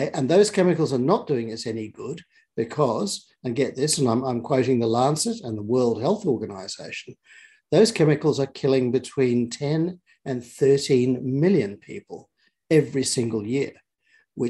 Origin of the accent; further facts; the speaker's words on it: Australia; as an Australian, a modern Australian citizen